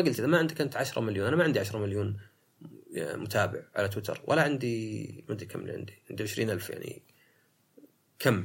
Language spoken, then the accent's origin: Arabic; Saudi Arabia; في السعودية عندنا